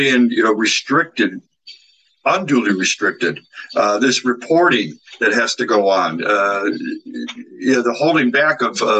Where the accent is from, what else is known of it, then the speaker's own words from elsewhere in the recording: Ohio, United States; moved away as an adult; also born or lived in Germany / United Kingdom / Bahrain; Man, where are you from again? I said, Ohio.